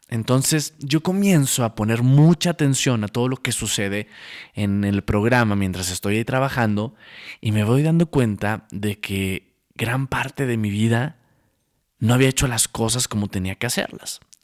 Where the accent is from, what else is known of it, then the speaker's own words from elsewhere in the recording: Santiago, Nuevo León, Mexico; moved away as an adult; also born or lived in Monterrey, Nuevo León; now in Mexico City, Mexico; nací en la ciudad de Monterrey, Nuevo León, viví en un pueblo hermoso, un pueblo mágico llamado Santiago, Nuevo León, toda mi vida hasta los 19 años